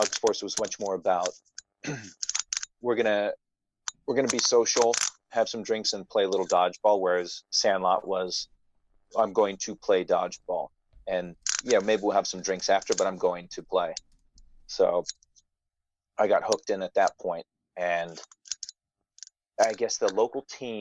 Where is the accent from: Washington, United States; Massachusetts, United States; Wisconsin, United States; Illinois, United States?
Washington, United States; Seattle area, Olympia, Tacoma area; now in New York City, United States; I grew up in the Seattle area